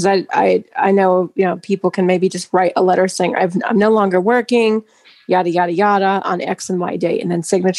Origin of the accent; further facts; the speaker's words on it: Arizona, United States; You're from my home state of Arizona.